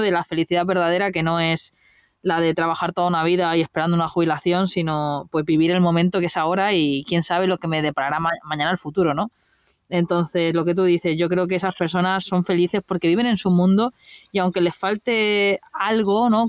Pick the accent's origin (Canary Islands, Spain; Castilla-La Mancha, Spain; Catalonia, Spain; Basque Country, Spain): Catalonia, Spain; Mataró; en mi tierra, en Mataró, cerca de Barcelona